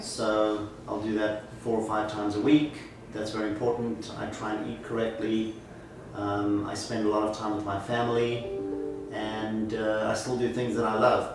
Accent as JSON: {"language": "English", "town": "Johannesburg", "region": "Gauteng", "country": "South Africa", "tie": "born or raised there", "moved": "as an adult", "lives_now": "New York City, United States", "said": "I was born in Johannesburg, South Africa. I came to the US at the age of 21"}